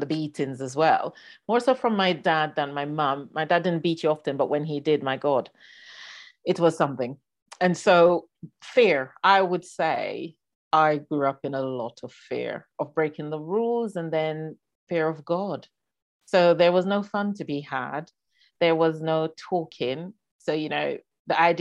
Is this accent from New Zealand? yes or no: no; Jamaica; moved away; I was born and raised in Jamaica.